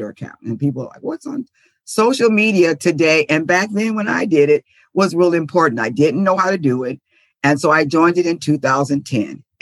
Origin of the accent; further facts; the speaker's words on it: San Diego, California, United States; moved away as an adult; now in Dallas, United States; I'm originally from San Diego. That's where I taught. And then I moved to Texas because I like adventure. So that's where I am now, in Dallas, Texas.